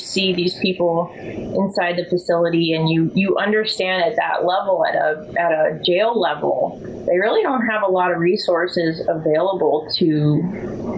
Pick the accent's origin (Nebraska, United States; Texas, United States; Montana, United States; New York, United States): Montana, United States; Bozeman; now in Culpeper, United States; I grew up in Bozeman, Montana.